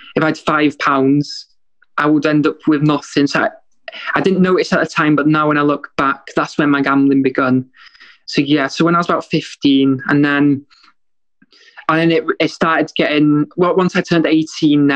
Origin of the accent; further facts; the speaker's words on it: Wales, United Kingdom; moved away as an adult; now in Liverpool, United Kingdom; I grew up in Wales until I was 20 years old